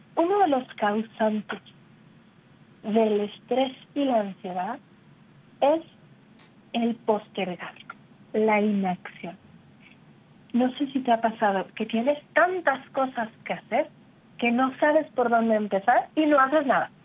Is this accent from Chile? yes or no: no; Mexico; como decimos en México